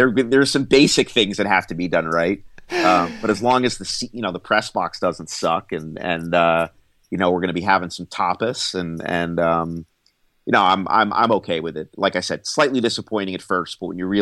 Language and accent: English; Annandale, Virginia, United States; Bill and I grew up in basically the same part of town, Annandale, Virginia